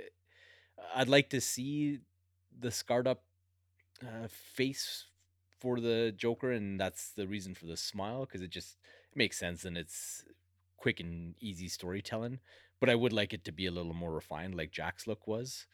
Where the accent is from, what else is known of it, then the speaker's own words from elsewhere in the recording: Alberta, Canada; I grew up in Alberta